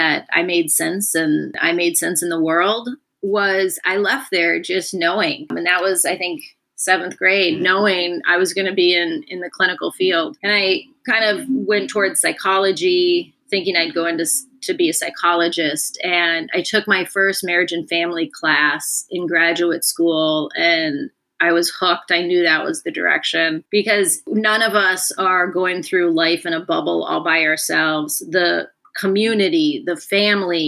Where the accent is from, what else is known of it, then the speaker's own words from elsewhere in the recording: Minnesota, United States; I grew up in Minnesota